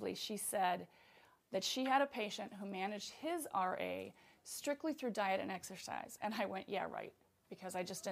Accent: Wisconsin, United States; I'm from Wisconsin.

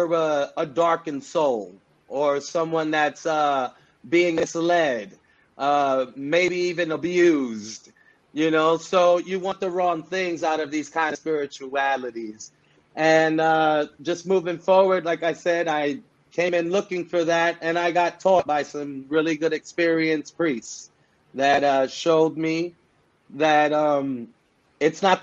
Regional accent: New York City, New York, United States; I'm born and raised in the Bronx, New York City. And I come from, of course, Puerto Rican descent

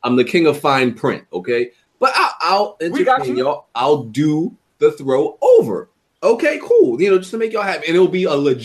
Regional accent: Brooklyn, New York, United States; I grew up in Brooklyn

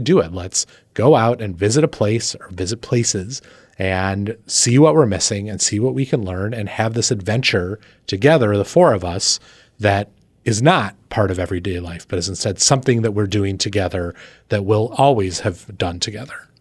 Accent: East Coast, United States; being an insane East Coaster

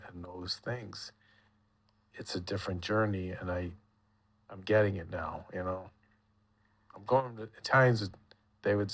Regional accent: United States; I'm an American.

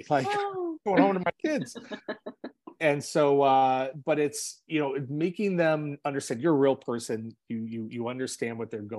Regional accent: Los Angeles, California, United States; growing up in Los Angeles, my school did not have air conditioning

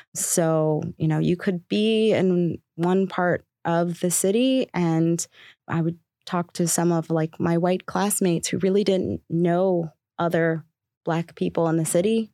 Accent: Baltimore, Maryland, United States; I grew up in Baltimore

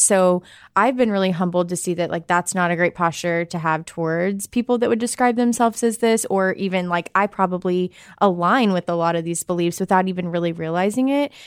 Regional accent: Arkansas, United States; I am a American. I'm from Arkansas.

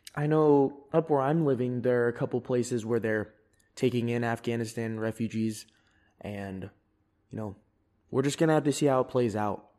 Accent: Fairfield, California, United States; moved away; also born or lived in San Diego; because I'm from California. I was born there. I've lived in there multiple occasions

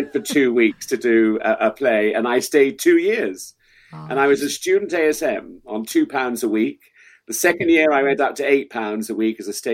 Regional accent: Salisbury, South West England, United Kingdom; also born or lived in Oldham; And we came down to Salisbury, where we set up home, and that was my whole of my hometown.

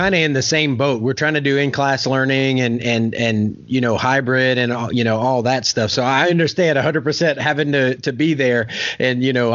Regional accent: Louisiana, United States; now in Oklahoma, United States; I'm from Louisiana, and I live in Oklahoma

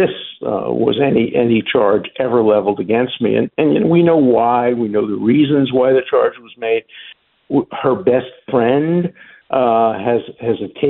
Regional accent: United States; I'm an American at heart. I was, you know, born here

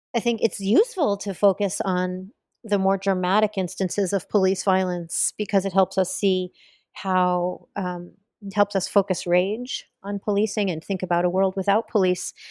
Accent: Bloomington, Indiana, United States; here in Bloomington, my hometown

